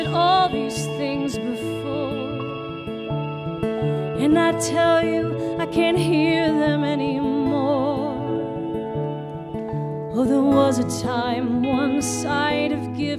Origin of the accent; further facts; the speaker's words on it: Baltimore, Maryland, United States; now in Nashville, United States; I was born in Baltimore, Maryland